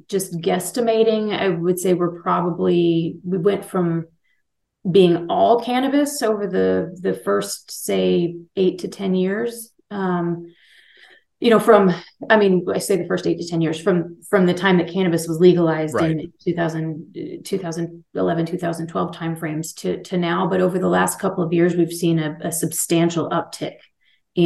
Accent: Texas, United States; moved away as an adult; also born or lived in Colorado; This is my home state

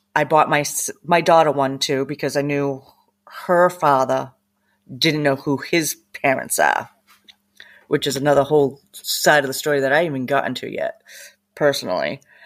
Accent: Massachusetts, United States; I grew up in Massachusetts with my mom, my dad, two

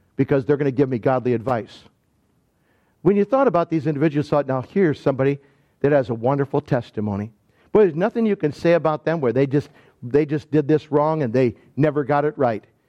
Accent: Michigan, United States; accent: Deep South; I grew up in Michigan

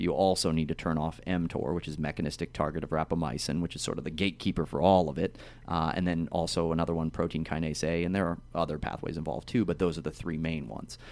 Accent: Ohio, United States; I'm from Ohio

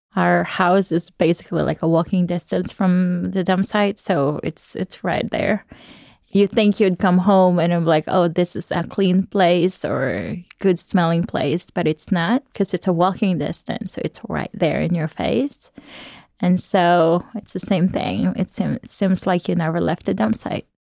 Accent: Cebu City, Central Visayas, Philippines; I grew up in Cebu, Philippines

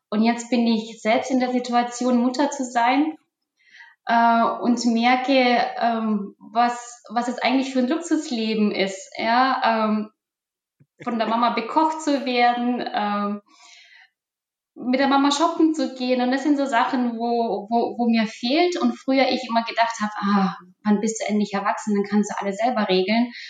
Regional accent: Germany; also born or lived in Kyrgyzstan; Ich bin in Kirgisien zur Welt gekommen und bin dann mit knapp sechs Jahren ähm, dann nach Deutschland umgezogen mit meinen Eltern und meiner Familie.

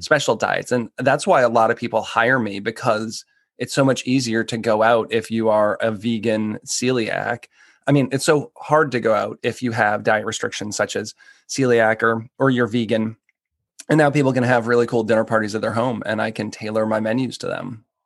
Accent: Boston, Massachusetts, United States; moved away as an adult; also born or lived in Seattle / Philadelphia; now in Washington, D.C., United States; I grew up outside of Boston

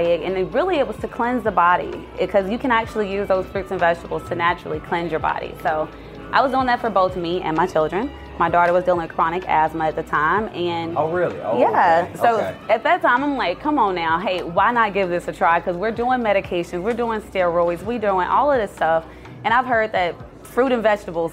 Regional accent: Jackson, Mississippi, United States; I am born and raised in Jackson, Mississippi

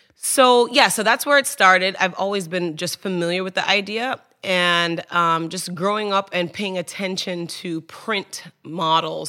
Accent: Kingston, Jamaica; also born or lived in New York; I was born in New York, but raised in Kingston, Jamaica

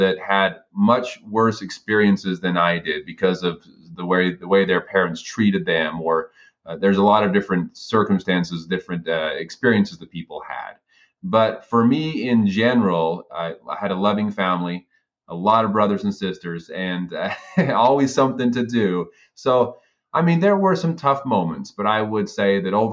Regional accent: Hildale, Utah, United States; moved away as an adult; I was born and raised on the Utah side, so in Hilldale.

